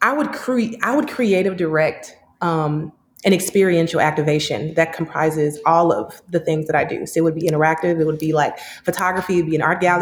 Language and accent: English; Dallas, Texas, United States; also born or lived in Houston, Texas / Chicago, Illinois; now in North Hollywood, Los Angeles, United States; I'm from Dallas